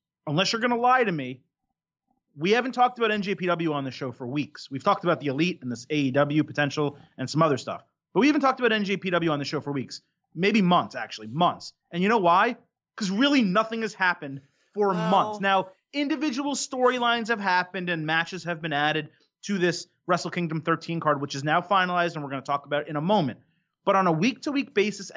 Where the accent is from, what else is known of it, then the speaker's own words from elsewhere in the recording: United States; I'm American